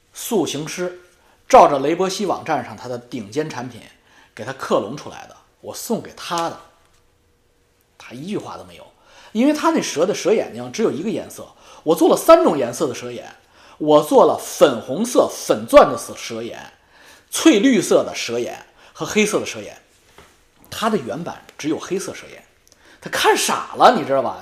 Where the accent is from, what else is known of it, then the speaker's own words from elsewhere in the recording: China; 我们中国人